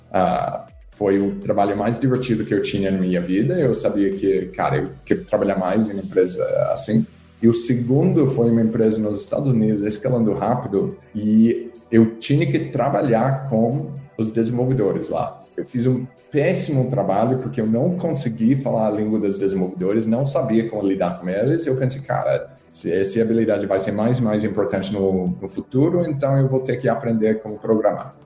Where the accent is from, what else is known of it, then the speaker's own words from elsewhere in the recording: Australia; Portuguese is a second language; moved away as an adult; also born or lived in England; now in Brazil; eu sou da Austrália originalmente